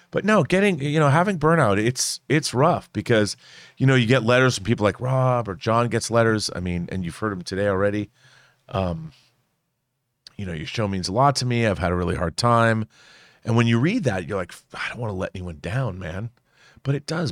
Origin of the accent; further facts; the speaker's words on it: Seattle, Washington, United States; I'm from Seattle